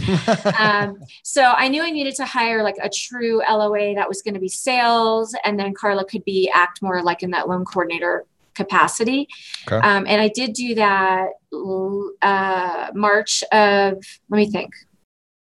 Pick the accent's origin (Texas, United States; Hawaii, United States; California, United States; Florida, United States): Florida, United States; moved away as an adult; now in Denver, United States; I am from Florida. I've been in Denver now 23 years